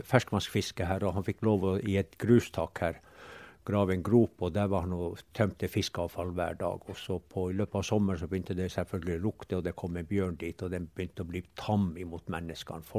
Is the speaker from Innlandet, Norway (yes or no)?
no; Pasvik, Finnmark, Norway; vi er bare en 1,5 km fra hjemplassen min, og her har jeg vokst